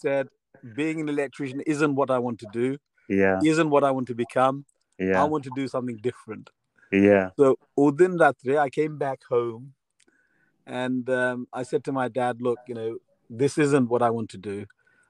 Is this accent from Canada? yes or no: no; King's Lynn, East of England, United Kingdom; also born or lived in Luton; 75 till mid-80s, I was in King's Lynn